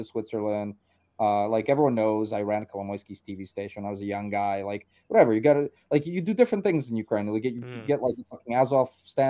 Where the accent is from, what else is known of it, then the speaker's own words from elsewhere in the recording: Uzbekistan; born there; I was born in Uzbekistan.